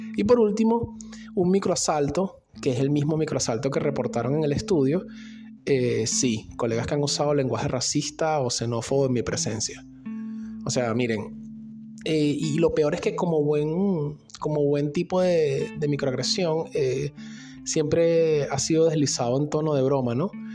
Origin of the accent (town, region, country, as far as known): Venezuela; now in Argentina